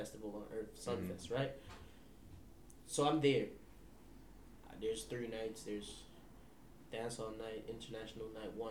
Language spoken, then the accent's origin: English; Montego Bay, Jamaica; moved away; I told you I came from Jamaica around 2007, right? So I went back, 2007 I came, like September or something, late August.